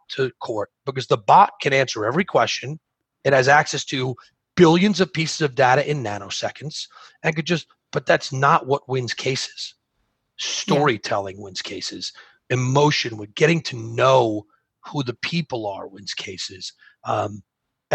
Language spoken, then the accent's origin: English; New York, United States; I'm from New York